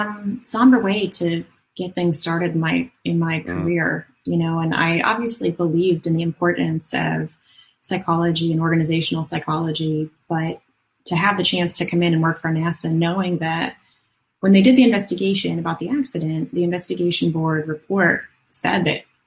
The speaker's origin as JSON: {"language": "English", "town": "Phoenix", "region": "Arizona", "country": "United States", "said": "So I came from Phoenix, Arizona, over to Orlando, Florida, and I studied organizational psychology for another 5 or 6 years after undergrad"}